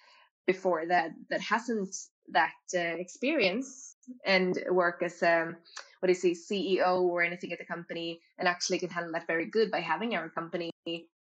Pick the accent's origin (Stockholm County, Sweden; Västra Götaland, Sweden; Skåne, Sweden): Västra Götaland, Sweden; Gothenburg; moved away; I'm from Gothenburg